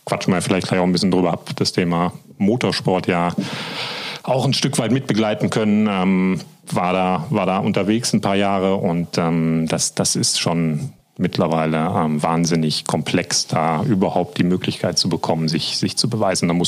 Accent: Korschenbroich, North Rhine-Westphalia, Germany; Ich äh, heiße … Ich komme aus Korschenbrüch. Ähm, Weltmetropole kennt man.

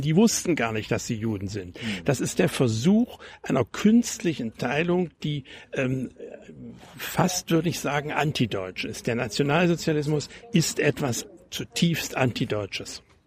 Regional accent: GDR, East Germany, Germany; moved away as an adult; also born or lived in Hesse; now in Potsdam, Germany; ich bin als Deutscher nach Deutschland gegangen und nicht als Flüchtling

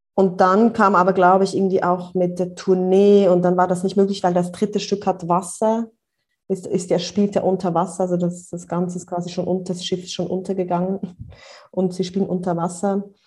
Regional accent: near Bern, Switzerland; now in Brussels, Belgium; ich komme ursprünglich aus der Nähe von Bern, aus dem Land, auf dem Land aufgewachsen und bin jetzt aber schon eine Weile in äh, Brüssel

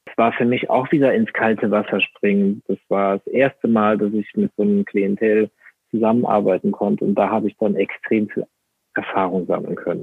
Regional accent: Rhineland-Palatinate, Germany; ich komme aus äh, Rheinland-Pfalz

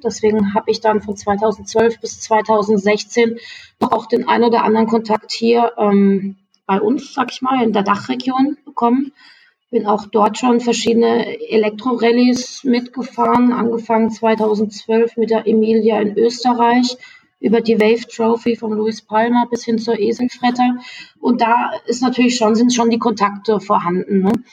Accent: Freiburg, Baden-Württemberg, Germany; moved away; ich komme ursprünglich aus Freiburg

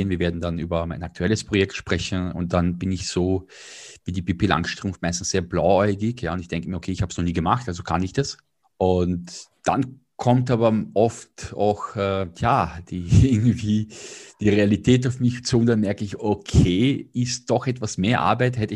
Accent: Vienna, Austria; Ich bin Wiener, äh, habe bis vor drei Jahren dort gelebt

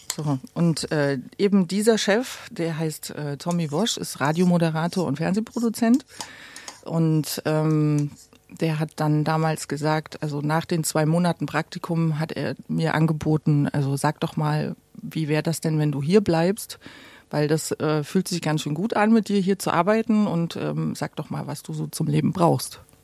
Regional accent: Gera, Thuringia, Germany; moved away as an adult; now in Berlin, Germany; ich bin in Gera geboren

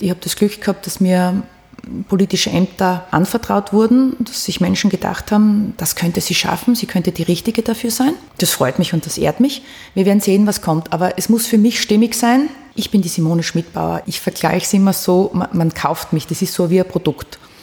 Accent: Austria; als Österreicherin

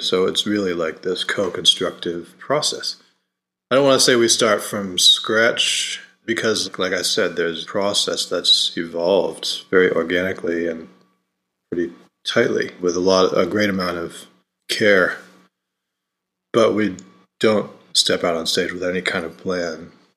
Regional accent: Rochester, New York, United States; I grew up in Rochester, New York

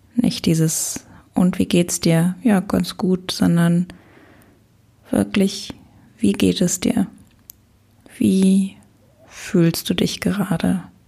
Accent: Luxembourg; moved away as an adult; also born or lived in Lisbon; meinen Freundeskreis aus meiner Heimat, aus Luxemburg, habe ich ganz liebe, ganz tolle Freunde, die ich auch schon ganz lange kenne

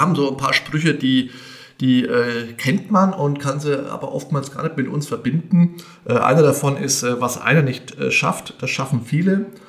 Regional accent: Bad Königshofen im Grabfeld, Bavaria, Germany; moved away as an adult; now in Meiningen, Germany; gebürtiger Abscher

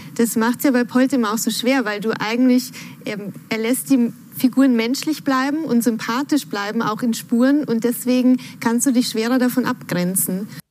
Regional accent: Germany; bei uns in Deutschland

